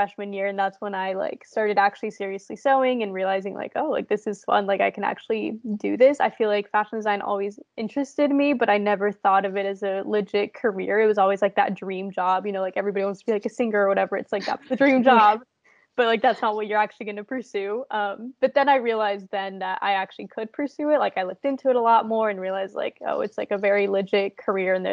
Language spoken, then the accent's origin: English; Indiana, United States; I'm from Indiana, so there's really never anything fun here